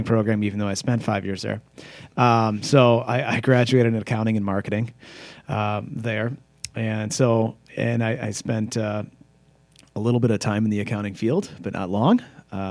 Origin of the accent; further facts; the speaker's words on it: Brown Deer, Wisconsin, United States; also born or lived in Rothschild, Wisconsin / Menomonee Falls, Wisconsin; I was born in Brown Deer, Wisconsin. And then we moved up to Wausau for a couple